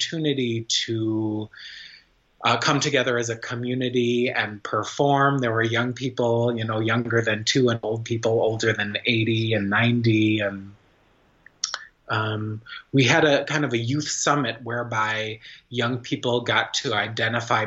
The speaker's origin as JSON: {"language": "English", "country": "United States", "also_born_or_lived": "Fort Worth, Texas", "said": "as an American artist"}